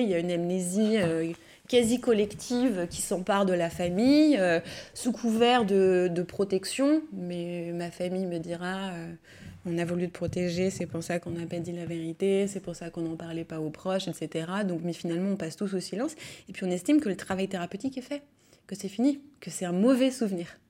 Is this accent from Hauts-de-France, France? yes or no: no; Lyon, Auvergne-Rhône-Alpes, France; Je suis née à Lyon, j'ai grandi à Lyon